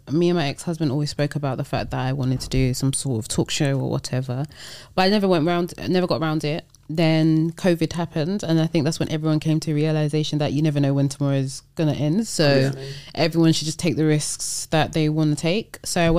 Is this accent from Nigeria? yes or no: yes; Nigeria; even though I'm very Nigerian, it's still, their business process is very different.